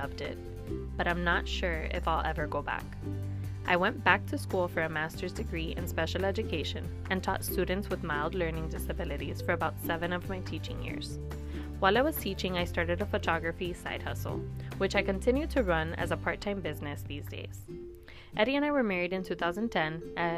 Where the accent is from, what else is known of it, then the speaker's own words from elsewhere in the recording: Miami, Florida, United States; I, too, was born and raised in Miami, and I've never lived anywhere else